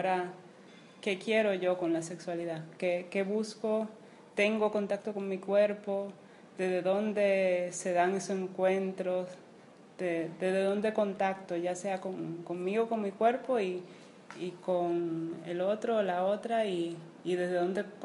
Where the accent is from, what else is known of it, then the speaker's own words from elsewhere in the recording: Dominican Republic; tengo que ser una, una diabla porque soy dominicana, soy caribeña